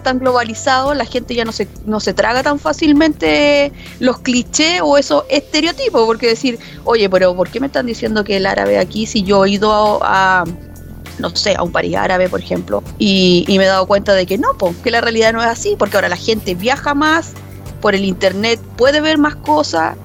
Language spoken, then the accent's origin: Spanish; Chile